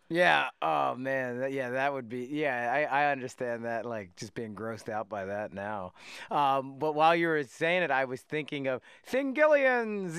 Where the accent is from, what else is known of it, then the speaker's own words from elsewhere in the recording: West Chester, Pennsylvania, United States; We grew up in Westchester, Pennsylvania.